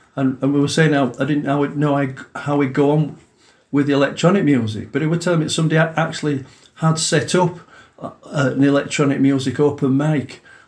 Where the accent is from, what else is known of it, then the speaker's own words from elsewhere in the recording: Huddersfield, Yorkshire and the Humber, United Kingdom; also born or lived in Calder Valley; I'm from Huddersfield.